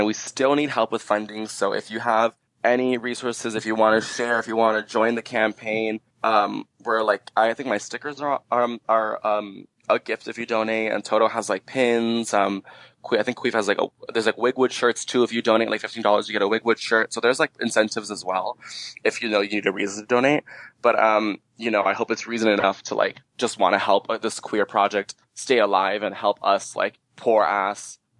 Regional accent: Miami, Florida, United States; we're from Miami, and we're from, Miami really is an extension of the Caribbean.

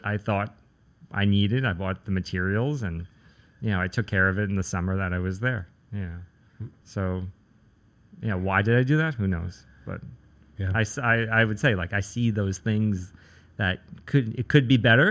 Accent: New York City, New York, United States; I grew up in Staten Island, which has a lot of trees and land and space.

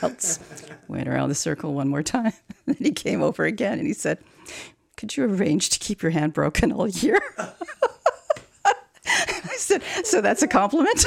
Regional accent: Croatia; now in Canada; I was born in Croatia

